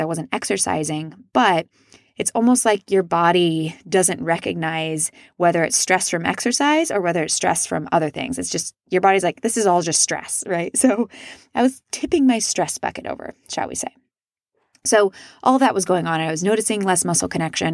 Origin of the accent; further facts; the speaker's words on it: Midwest, United States; I was raised in the Midwest where it's not very polite to talk about yourself